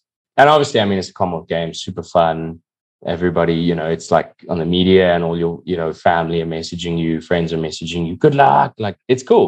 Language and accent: English; South Africa; Now here I am wearing a South African tracksuit, incredibly proud South African